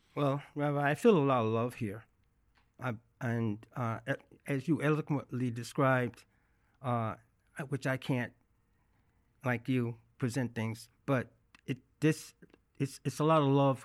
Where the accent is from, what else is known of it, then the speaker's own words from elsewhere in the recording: Birmingham, Alabama, United States; accent: Southern; moved away as an adult; now in New York City, United States; I grew up in Birmingham, Alabama